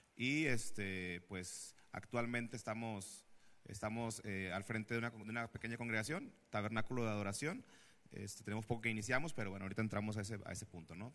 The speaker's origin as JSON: {"language": "Spanish", "town": "Monterrey", "region": "Nuevo León", "country": "Mexico", "tie": "born or raised there", "said": "nací acá en Monterrey"}